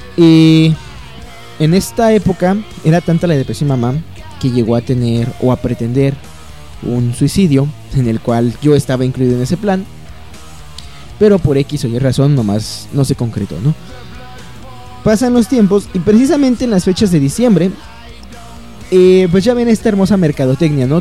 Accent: Mexico; aquí en México

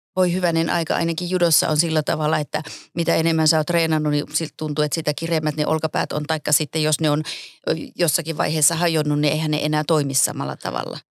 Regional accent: Pieksämäki, South Savo, Finland; moved away as an adult; also born or lived in Kuopio / Jyväskylä; Mä oon aloittanut judon 76 Pieksämäeltä, siis keskeltä Suomea

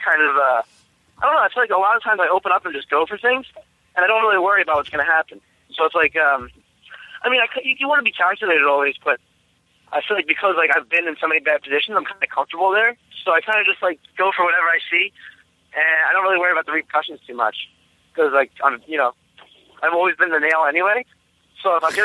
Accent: New Jersey, United States; moved away as an adult; now in Myrtle Beach, United States; I'm originally from New Jersey, so I trained up there for the first 12 years

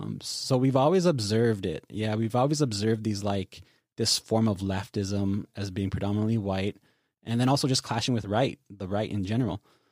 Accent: the Prairies, Canada; growing up on the prairie, we grew up really immersed in our land-based practice

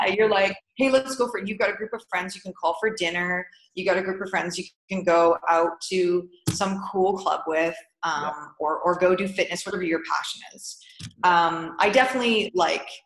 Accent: Canada; moved away as an adult; now in Dubai, United Arab Emirates; Being a Canadian

